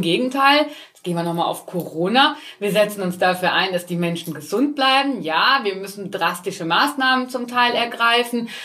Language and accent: German; Altenkirchen, Rhineland-Palatinate, Germany; now in Forst an der Sieg, Germany; ich selbst äh, komme aus dem Westerwald, gebürtig aus Altenkirchen